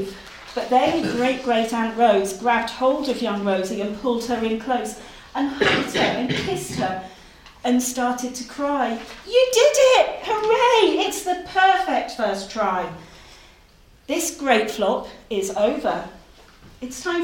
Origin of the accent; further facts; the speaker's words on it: Norfolk, East of England, United Kingdom; moved away as an adult; now in Lancashire, United Kingdom; I'm from Norfolk. Actually, I'm from Norfolk. I've just moved to Lancashire.